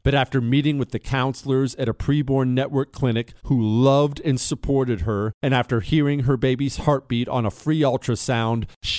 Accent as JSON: {"language": "English", "region": "Montana", "country": "United States", "tie": "born or raised there", "also_born_or_lived": "Ohio", "said": "I was born in Ohio to a construction family, moved to Montana when I was 10."}